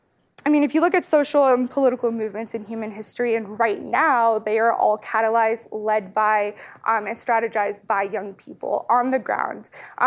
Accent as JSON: {"language": "English", "country": "United States", "tie": "born or raised there", "said": "I'm a member of the Afghan diaspora. My family came to the United States shortly after the Soviet invasion of 1979"}